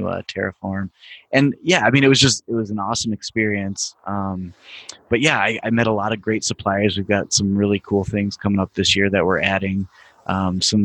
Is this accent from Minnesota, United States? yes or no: no; Platteville, Wisconsin, United States; now in Madison, United States; I grew up in Platteville, Wisconsin, which is about an hour west of Madison here